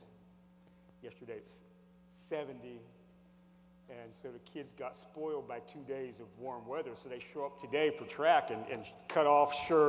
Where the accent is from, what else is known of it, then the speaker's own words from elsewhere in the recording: Hershey, Pennsylvania, United States; I'm from Hershey, Pennsylvania